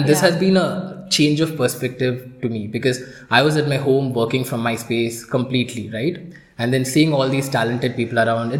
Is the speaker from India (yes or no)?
yes; India; I was the one from India.